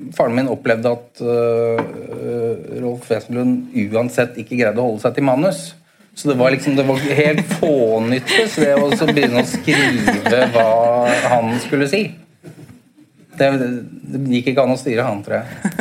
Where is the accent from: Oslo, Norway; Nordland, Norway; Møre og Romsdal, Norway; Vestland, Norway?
Oslo, Norway; jeg vokste opp i leiligheten i Bo, på Bogerud.